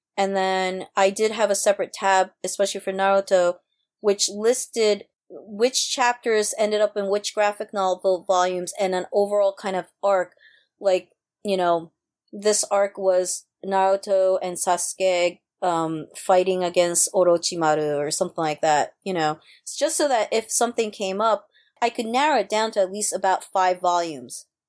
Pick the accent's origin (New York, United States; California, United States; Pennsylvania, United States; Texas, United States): New York, United States; New York City; also born or lived in Japan / Osaka, Japan; I was born in Japan, came here when I was less than one and, uh, came straight to New York and grew up, uh, my whole life in New York City